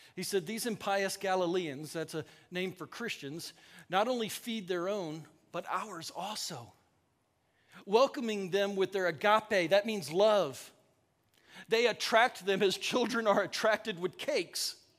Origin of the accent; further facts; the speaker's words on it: the South, United States; now in Ankeny, United States; I'm from the South